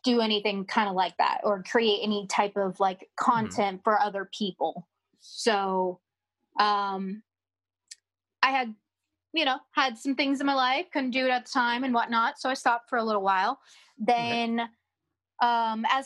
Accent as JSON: {"language": "English", "region": "Florida", "country": "United States", "said": "I'm from Florida, and I make content work and whatnot."}